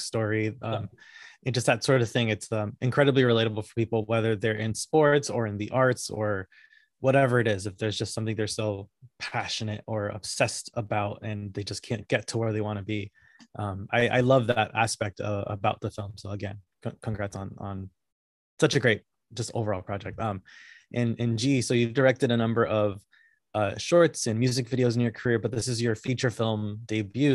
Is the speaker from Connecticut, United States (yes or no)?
yes; Connecticut, United States; I was born and raised in Connecticut